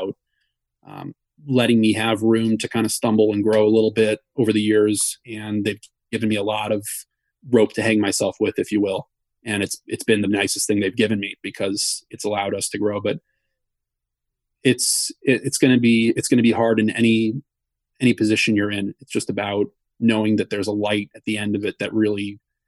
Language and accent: English; Wisconsin, United States; now in New York, United States; I grew up in Wisconsin